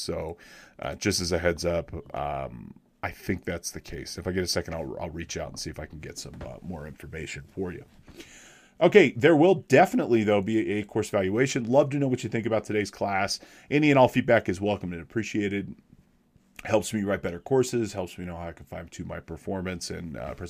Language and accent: English; Big Bear Lake, California, United States; I am a licensed CPA out west. I'm from Big Bear Lake, California. I'm about an hour or so north and east of Los Angeles downtown up in the mountains here in the Sierra Nevadas, about 7,000 feet.